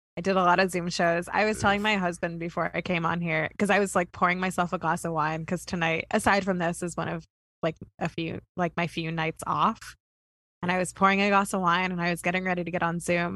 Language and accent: English; Kentucky, United States; none of the schools in my in my hometown had a pool.